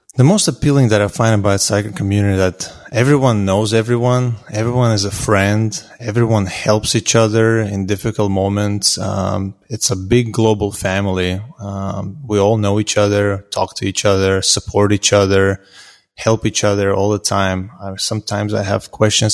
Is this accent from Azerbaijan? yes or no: yes; Azerbaijan; now in Houston, United States; I'm originally from Azerbaijan, um, but I lived in Houston, Texas now for close to seventeen years.